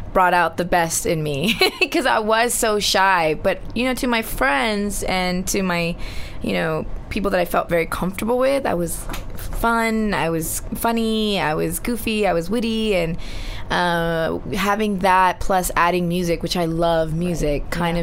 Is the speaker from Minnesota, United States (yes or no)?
no; Laguna Hills, California, United States; first language Spanish; English is a second language; the, city that I grew up in, which really? was Laguna Hills